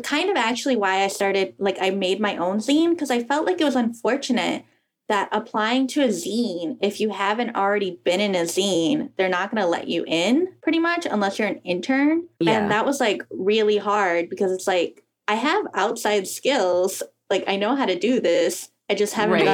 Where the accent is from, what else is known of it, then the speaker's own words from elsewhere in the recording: Texas, United States; I grew up in Texas